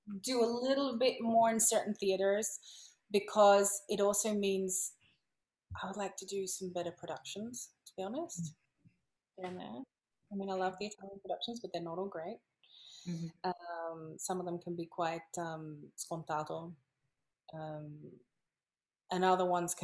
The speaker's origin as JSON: {"language": "English", "country": "Australia", "moved": "as an adult", "lives_now": "Italy", "said": "I come from Australia"}